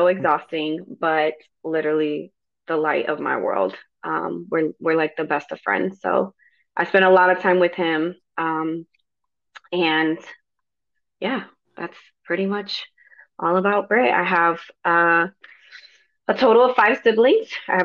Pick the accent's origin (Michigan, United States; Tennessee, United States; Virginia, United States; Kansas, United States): Michigan, United States; Grand Rapids; moved away as an adult; now in North Carolina, United States; I grew up in Grand Rapids, Michigan